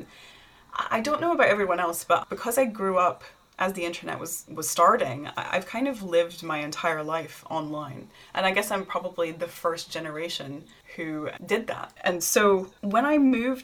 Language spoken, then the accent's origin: English; Tennessee, United States; moved away as an adult; I'm a hillbilly from Tennessee